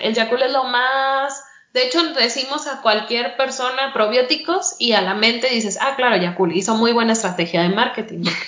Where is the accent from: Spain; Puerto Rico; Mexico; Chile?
Mexico; uno como mexicano